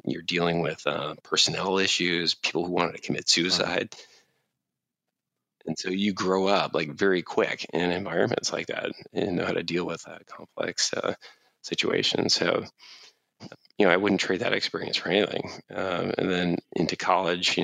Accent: Cleveland, Ohio, United States; growing up in Cleveland, Ohio

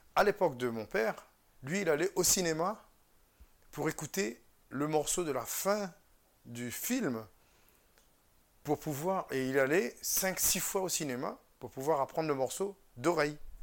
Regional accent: Réunion; moved away as an adult; also born or lived in Vendée; je suis français, je viens de l'île de la Réunion

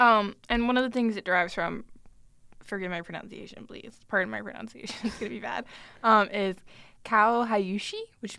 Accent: Ireland; Also, I'm Irish and my face is constantly red.

